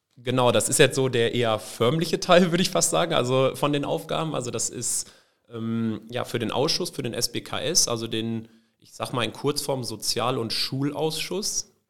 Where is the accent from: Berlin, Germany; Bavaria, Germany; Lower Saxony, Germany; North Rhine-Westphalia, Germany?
North Rhine-Westphalia, Germany; Benolpe; Ich komme aus dem kleinen Ort Ben Olpe